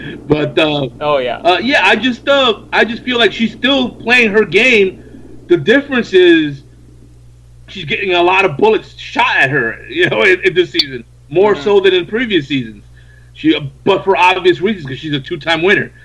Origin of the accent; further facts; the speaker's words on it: New York, United States; I was from New York